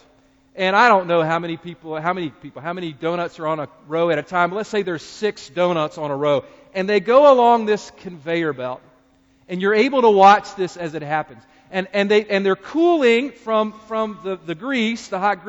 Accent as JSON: {"language": "English", "region": "North Carolina", "country": "United States", "said": "as a fellow North Carolinian"}